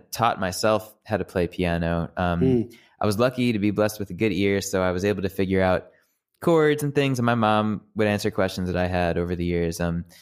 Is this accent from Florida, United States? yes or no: no; Jericho, New York, United States; also born or lived in Plainview, New York; I was born in Plainview and then moved to Jericho right before I started elementary school.